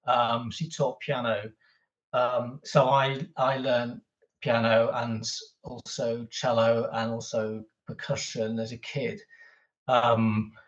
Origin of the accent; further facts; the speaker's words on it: Stockton-on-Tees, North East England, United Kingdom; moved away as an adult; also born or lived in Norwich; Stockton-on-Tees, just next to Middlesbrough, was my hometown